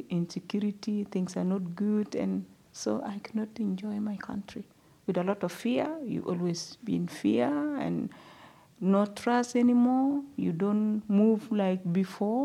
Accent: South Sudan; moved away as an adult; also born or lived in Uganda; now in Perth, Australia; I'm originally from South Sudan.

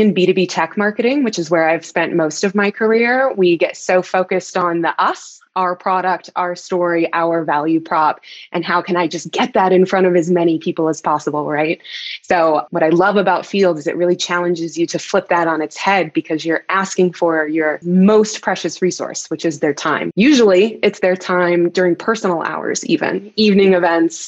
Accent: Texas, United States; moved away as an adult; also born or lived in Dallas; now in Denver, United States; I'm a Texan by birth, spent most of my life in Texas

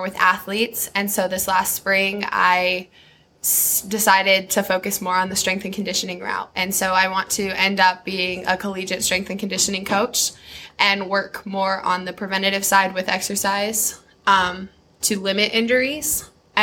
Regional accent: Colorado, United States; moved away as an adult; now in Kansas, United States; I'm originally from Colorado.

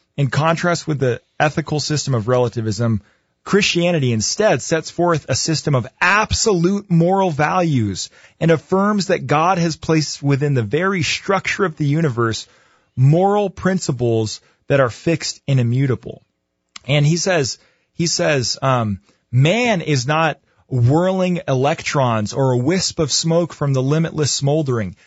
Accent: United States; as a white guy growing up in America

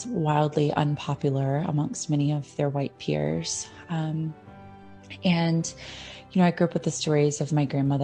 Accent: Jackson, Mississippi, United States; when I was a child growing up in Jackson, Mississippi

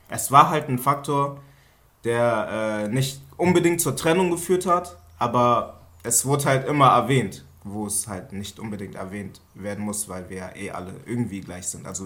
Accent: Lower Saxony, Germany; Ja, ich bin halt aus Mitten Niedersachsen wo Wald hinterm Wald ist und vor dem Wald ist und dazwischen halt so ein kleines Pissdorf.

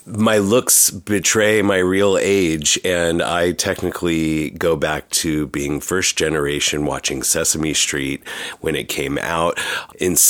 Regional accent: Los Angeles, California, United States; I'm from Southern California. I'm from Los Angeles.

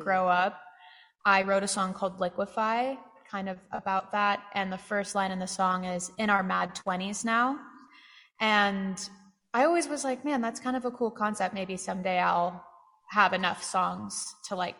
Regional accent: Santa Cruz, California, United States; moved away as an adult; now in Austin, United States; my hometown of Santa Cruz

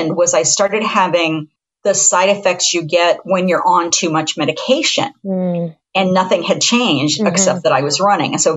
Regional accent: Columbus, Ohio, United States; moved away as an adult; also born or lived in Taos, New Mexico; I'm from Central Ohio. I'm from Columbus, which is the 15th largest metropolitan area in the United States

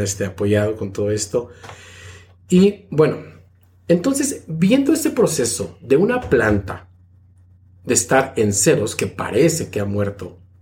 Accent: State of Mexico, Mexico; moved away as an adult; now in Niagara-on-the-Lake, Canada; soy oriundo de Ciudad de México, aunque crecí en el Estado de México, pero bueno, este, nací en Ciudad de México

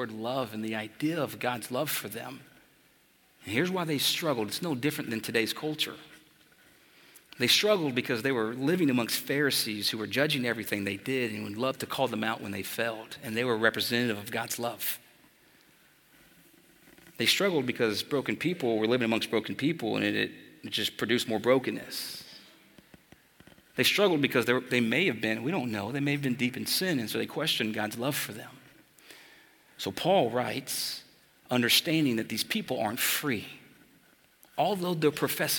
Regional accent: Texas, United States; I'm from Texas

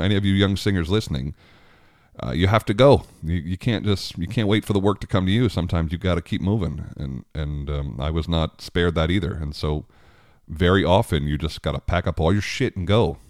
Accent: Long Island, New York, United States; I grew up on Long Island

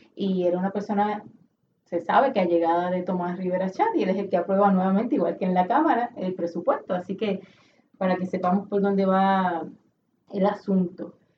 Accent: Puerto Rico; todos nosotros como puertorriqueños

